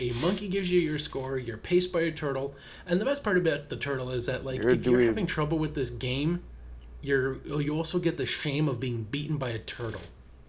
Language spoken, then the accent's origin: English; Canada; you can't really play this level as a Canadian without thinking of the ….